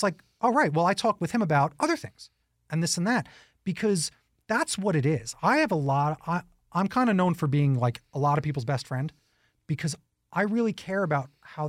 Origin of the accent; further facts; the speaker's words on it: New York, United States; Again, I'm a New Yorker, right?